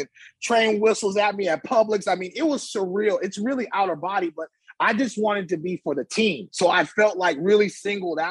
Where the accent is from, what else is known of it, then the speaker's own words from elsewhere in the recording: Bay Area, California, United States; growing up in the Bay Area, you know, I'm 7, 8 years old